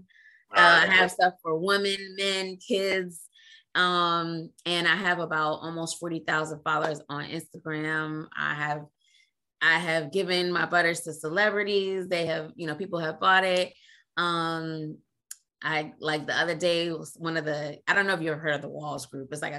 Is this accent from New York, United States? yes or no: yes; New York City, New York, United States; moved away as an adult; also born or lived in Trinidad and Tobago / Queens, New York / San Diego / Italy; now in Washington, D.C. area, United States; moved to New York City, Brooklyn, when I was 5. Lived in Brooklyn and in Queens